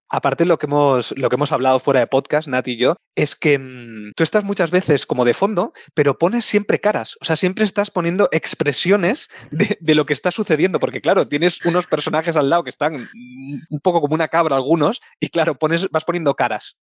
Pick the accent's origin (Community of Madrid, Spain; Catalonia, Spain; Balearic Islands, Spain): Catalonia, Spain; Barcelona; nosotros somos de Barcelona